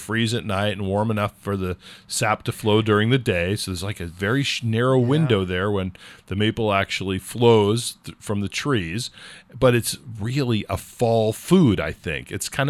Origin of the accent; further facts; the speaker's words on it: California, United States; but I'm a Californian, so I really didn't understand the whole maple syrup seasonality.